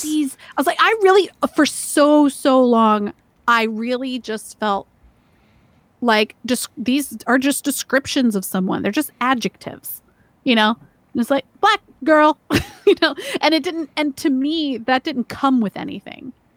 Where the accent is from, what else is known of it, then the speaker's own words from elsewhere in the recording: Georgia, United States; moved away as an adult; now in Maryland, United States; growing up in Georgia